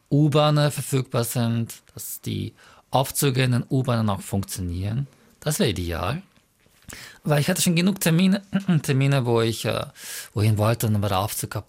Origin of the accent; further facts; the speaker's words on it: Mongolia; German is a second language; now in Austria; wie zum Beispiel äh, Mongolei, wo ich herkomme, die Sache ganz anders aussieht. Da würde ich halt mir sehr schwer tun. Aber in Österreich fühle ich mich eigentlich sehr wohl